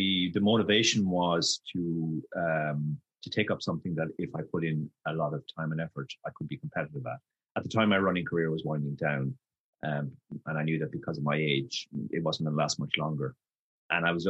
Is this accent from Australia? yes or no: no; Ireland; moved away; I am Irish, but I have lived all over the world